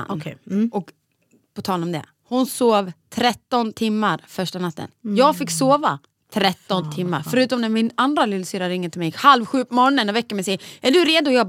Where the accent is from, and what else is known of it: Borlänge, Dalarna County, Sweden; now in Stockholm, Sweden